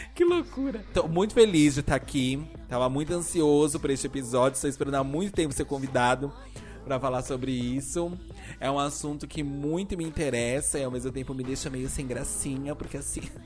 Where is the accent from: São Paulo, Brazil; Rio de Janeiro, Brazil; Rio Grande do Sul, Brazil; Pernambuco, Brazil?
São Paulo, Brazil; Eu sou de São Paulo.